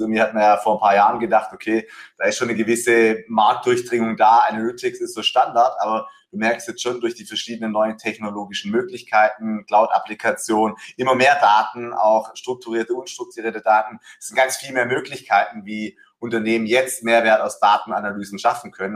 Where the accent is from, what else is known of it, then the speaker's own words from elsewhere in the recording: Swabia, Baden-Württemberg, Germany; accent: Swabian; bin ein Schwabe, ne? deswegen äh, hört man eine, eine Ähnlichkeit.